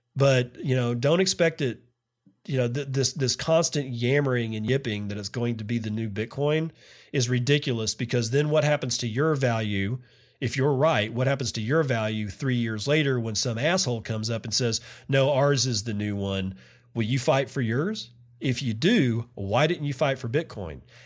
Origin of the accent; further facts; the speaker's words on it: Texas, United States; I'm from Texas